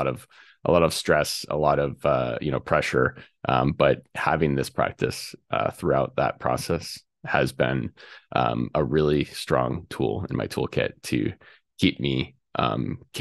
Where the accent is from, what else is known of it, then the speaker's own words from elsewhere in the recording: Colorado, United States; I grew up in Colorado, and right, literally my backyard was up against a national forest